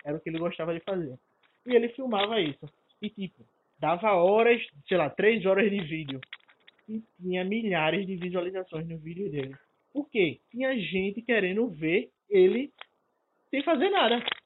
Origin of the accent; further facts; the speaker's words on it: Recife, Pernambuco, Brazil; eu sou de Recife